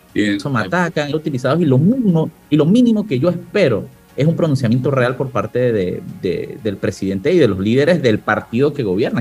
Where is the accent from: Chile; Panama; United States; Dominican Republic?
Panama; La Chorrera, Panamá Oeste; mi tierra, de la chorrera